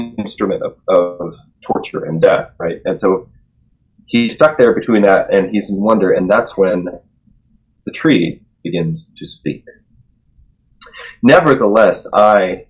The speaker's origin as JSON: {"language": "English", "country": "United States", "accent": "American", "said": "my American accent"}